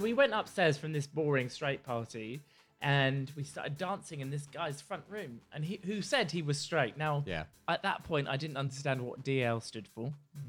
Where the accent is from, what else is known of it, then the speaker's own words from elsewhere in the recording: South West England, United Kingdom; now in London, United Kingdom; Well, I moved from London because I'm a Dorset boy and I didn't really know what was going right on.